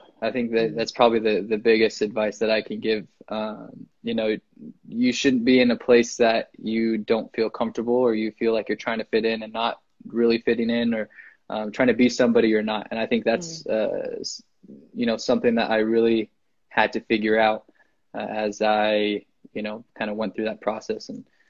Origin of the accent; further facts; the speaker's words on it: Evergreen, United States; Yeah, I grew up closer to Valley than St. Francis, but I grew up in Evergreen.